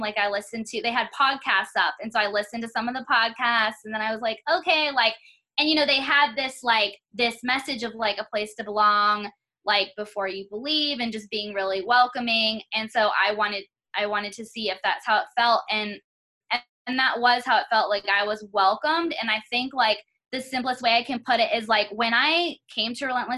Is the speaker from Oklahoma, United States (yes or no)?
no; North Carolina, United States; moved away as an adult; now in Las Vegas, United States; I'm originally from North Carolina, and so I grew up there